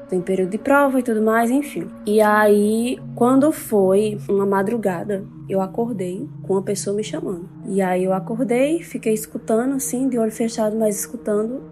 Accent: interior of Paraíba, Brazil; moved away as an adult; now in João Pessoa, Brazil; moro em João Pessoa, mas eu sou interior da Paraíba

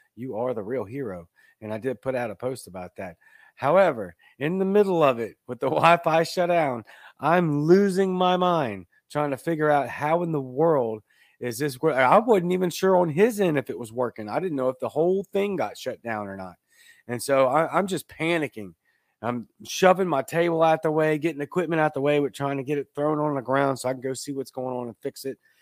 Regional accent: Baton Rouge, Louisiana, United States; now in South Mississippi, United States; I'm from Baton Rouge, Louisiana

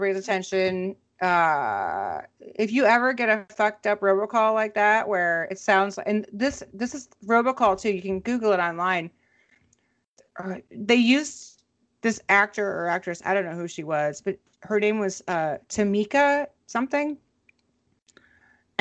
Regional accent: Minnesota, United States; my hometown of Minnesota

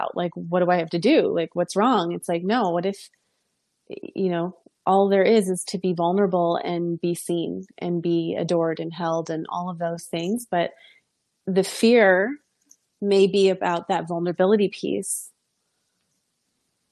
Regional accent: New York, United States; I'm from New York as well.

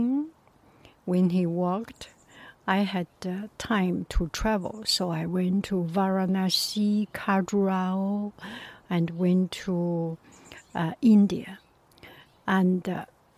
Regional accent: Beijing, China; moved away; I was from Beijing, and in my area there was no banana produced.

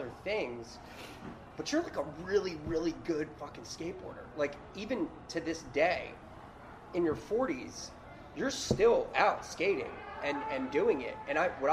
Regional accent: Hereford, Maryland, United States

